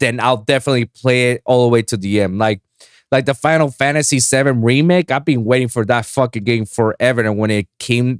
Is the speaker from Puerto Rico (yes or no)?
yes; Puerto Rico; now in Miami, United States; I was born and raised in Puerto Rico